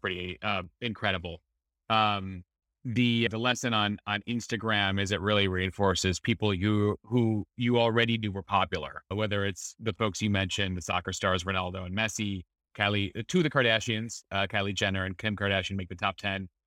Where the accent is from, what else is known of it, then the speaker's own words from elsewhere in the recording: Chicago, Illinois, United States; a Chicagoan growing up at going to Wrigley Field